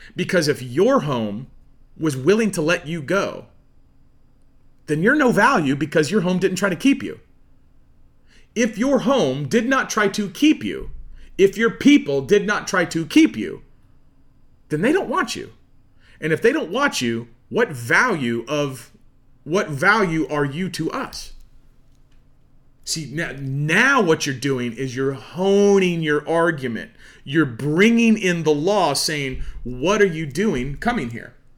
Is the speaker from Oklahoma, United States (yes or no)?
yes; Oologah, Oklahoma, United States; I'm, you know, from Ulaga